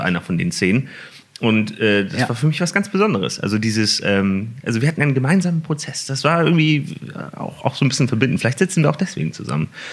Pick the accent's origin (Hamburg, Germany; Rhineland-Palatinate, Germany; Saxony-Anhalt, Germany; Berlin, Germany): Hamburg, Germany; moved away as an adult; also born or lived in Siegen; Dann sind wir nach Hamburg gezogen und Kind und Kegel alle mit und dann hatten wir da in Hamburg äh, haben wir da gewohnt und das habe ich getan, bis ich 19 äh, war